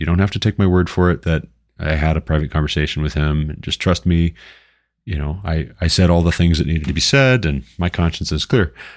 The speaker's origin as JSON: {"language": "English", "town": "Glendive", "region": "Montana", "country": "United States", "tie": "born or raised there", "also_born_or_lived": "Sidney, Montana", "moved": "yes", "said": "as someone from Eastern Montana, born and raised in Glendive, Montana"}